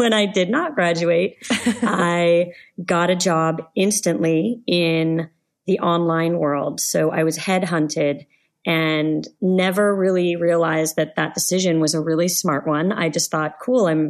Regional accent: Los Angeles, California, United States; also born or lived in Canada; I am an Angeleno. I grew up in Los Angeles. I am also a Canadian. I lived there for about 15 years

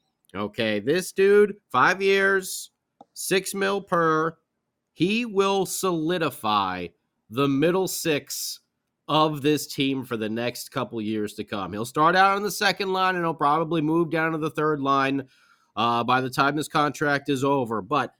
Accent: New Jersey, United States; since I grew up in New Jersey, in South Jersey, in Flyer country

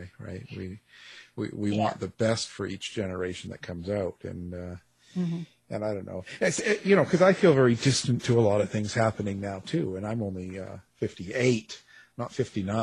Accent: Canada; I'm Canadian

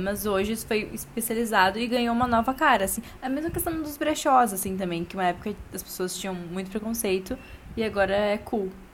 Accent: Porto Alegre, Rio Grande do Sul, Brazil; accent: gaúcho; ele fica muito chocado com o nosso sotaque

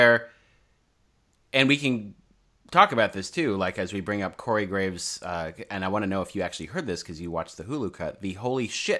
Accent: New York, United States; Like growing up in New York, we all hated Trump.

